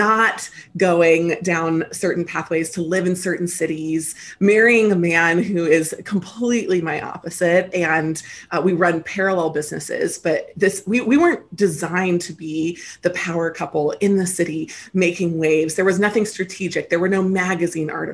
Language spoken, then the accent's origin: English; Lancaster, Pennsylvania, United States; moved away as an adult; also born or lived in Memphis, Tennessee / Virginia / New York City; now in California, United States; I was raised on the East Coast in the United States, mostly in Lancaster, Pennsylvania, although I was born in the South in Memphis, Tennessee